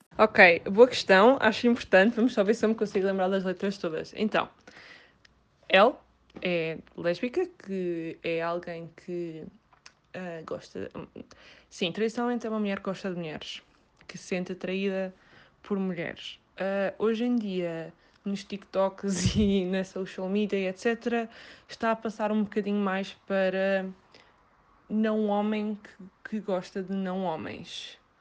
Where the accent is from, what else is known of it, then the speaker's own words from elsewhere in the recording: Setúbal, Portugal; sou de Setúbal